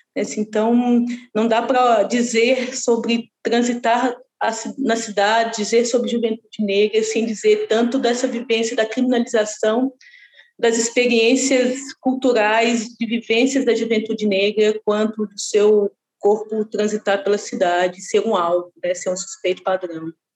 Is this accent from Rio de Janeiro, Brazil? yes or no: no; Lagoinha, Minas Gerais, Brazil; eu sou nascida e criada ali na Lagoinha